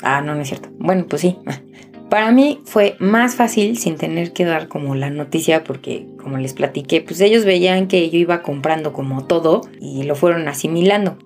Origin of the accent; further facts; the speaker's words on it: Mexico; La primera vez que salí del nido, me fui de México un año